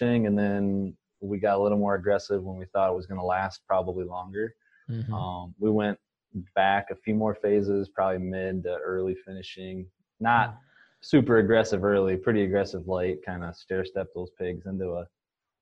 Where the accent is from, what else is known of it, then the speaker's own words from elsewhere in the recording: Northwest Iowa, United States; moved away as an adult; also born or lived in South Dakota / Kansas; I'm originally from Northwest Iowa, grew up on a small family farm